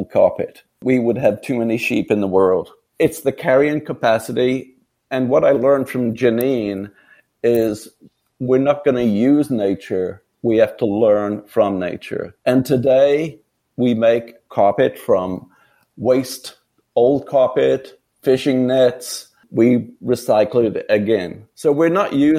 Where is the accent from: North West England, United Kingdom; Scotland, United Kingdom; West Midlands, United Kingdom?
West Midlands, United Kingdom; near Kidderminster; moved away; was born in England, 7 miles from a town called Kidderminster